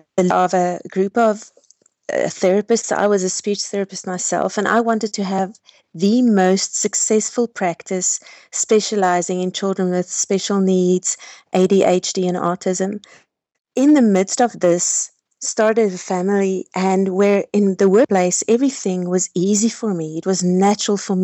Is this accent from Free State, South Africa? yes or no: no; Pretoria, Gauteng, South Africa; I'm born and bred in South Africa in a city called Pretoria